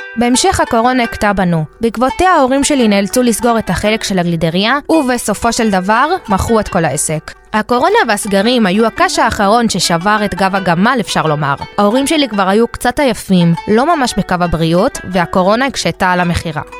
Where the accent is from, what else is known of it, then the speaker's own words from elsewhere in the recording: Israel; also born or lived in Argentina; נולדנו בארגנטינה וגדלנו בישראל